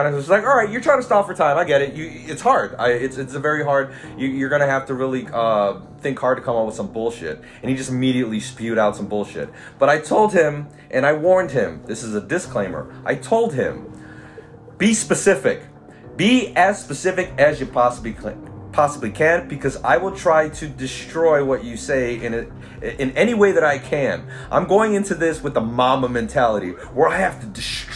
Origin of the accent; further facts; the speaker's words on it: Philippines; also born or lived in Los Angeles, United States; I'm Filipino